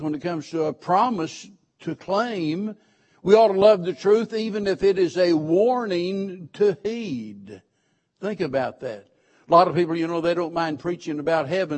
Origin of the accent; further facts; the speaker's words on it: Springfield, Missouri, United States; born and raised in Springfield, Missouri